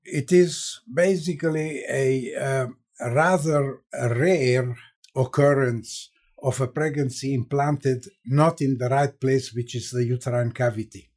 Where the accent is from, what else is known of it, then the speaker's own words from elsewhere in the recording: Transylvania, Romania; moved away; also born or lived in Hungary / Israel / Cleveland, Ohio; I was born in Hungary, grew up in, uh, Transylvania, which is part of Romania